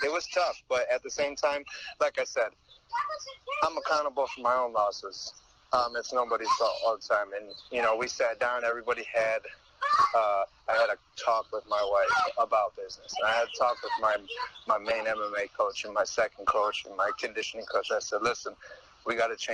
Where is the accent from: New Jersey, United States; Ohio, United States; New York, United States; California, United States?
Ohio, United States; Toledo; I grew up in Toledo, Ohio